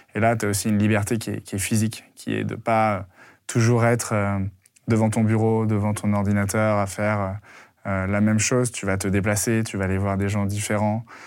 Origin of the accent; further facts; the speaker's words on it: Lyon, Auvergne-Rhône-Alpes, France; je viens de la province, je viens de Lyon